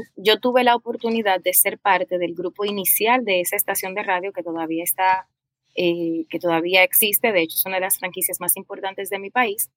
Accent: Dominican Republic; yo nací en República Dominicana hace unos añitos

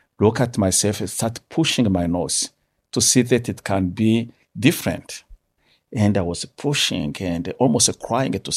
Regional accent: Rwanda; now in Canada; growing up in Rwanda from a young age

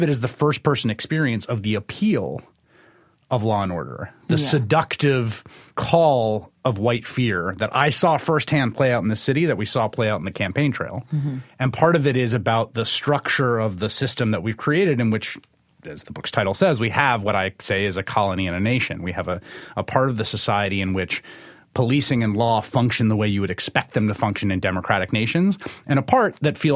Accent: New York City, New York, United States; I grew up in this city, in New York City. I grew up in the Bronx

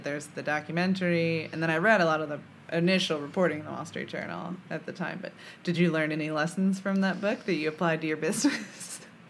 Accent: Chicago, Illinois, United States; moved away as an adult; also born or lived in Virginia; now in Columbus, United States; I'm from Chicago, and I was like, I'll go back to Chicago. And then I lived in the South for 10 years.

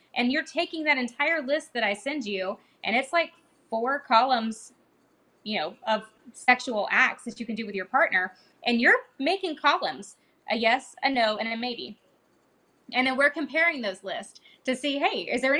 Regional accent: Georgia, United States; now in Texas, United States; I'm from Georgia

